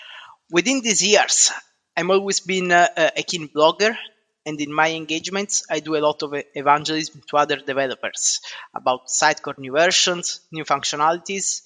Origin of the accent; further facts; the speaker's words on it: Southern Italy, Italy; moved away as an adult; now in United Kingdom; I'm originally from South Italy, and I moved to the UK 13 years ago